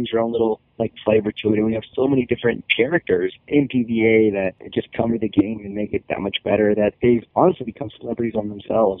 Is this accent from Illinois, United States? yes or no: no; Austin, Texas, United States; I'm from Austin, born and raised